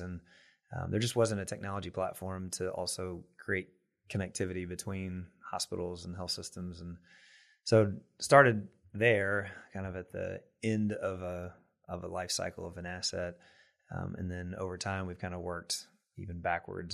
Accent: Mannsville, Kentucky, United States; also born or lived in Danville, Kentucky; I'm from Kentucky originally. Um, from kind of a small town in Taylor County, Kentucky, a little town, Mansville

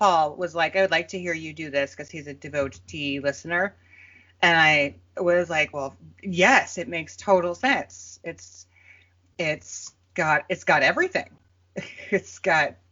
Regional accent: Minneapolis, Minnesota, United States; I'm from Minneapolis

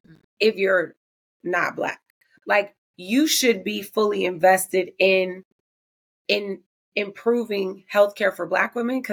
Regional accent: Oakland, California, United States; my hometown of Oakland

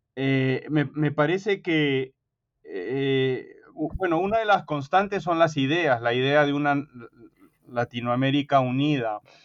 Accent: Peru; moved away as an adult; now in United States; yo me crié en el Perú de padre peruano y madre norteamericana

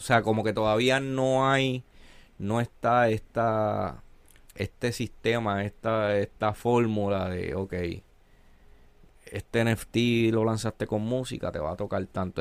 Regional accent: Ponce, Puerto Rico; Yo soy boricua y, y crecí y crecí

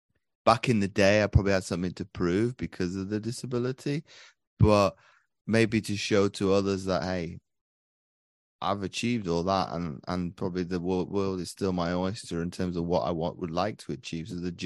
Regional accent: Belgium; So I grew up over in Belgium for 19 years of my life. So I've pretty much been immersed to multiculturalism from as early as I can remember.

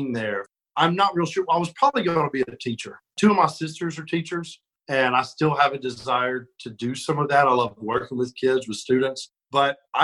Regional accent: Birmingham, Alabama, United States; I'm from Alabama and, you know, grew up when I was real little, we were far out in the country. And then as I got older, we lived more in Birmingham. So I kind of grew up in the city

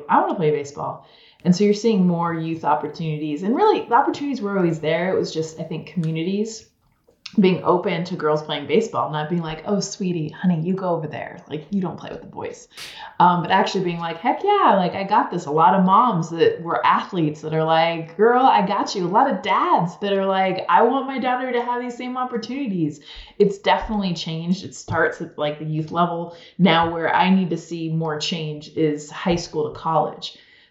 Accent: outside of Los Angeles, California, United States; I grew up outside of Los Angeles

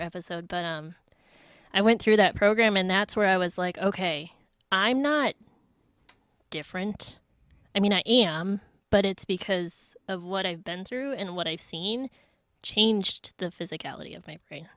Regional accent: Minnesota, United States; moved away as an adult; I'm from Minnesota. My parents still live there

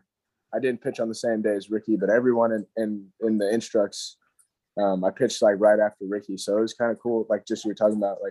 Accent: Hendersonville, North Carolina, United States; I was born actually in Hendersonville, North Carolina

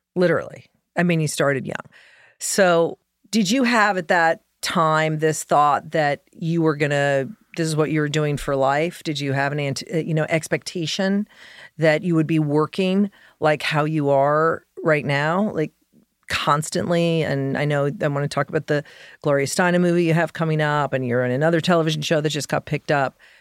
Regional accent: Colorado, United States; I grew up in Colorado

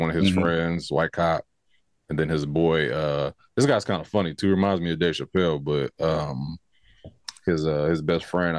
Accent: California, United States; I think because we're from California.

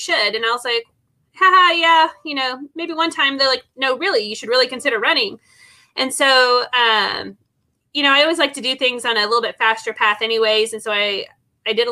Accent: Texas, United States; moved away as an adult; now in Oklahoma, United States; I moved from Texas to Oklahoma, which I was born in Oklahoma, but I moved here back here when I was 18

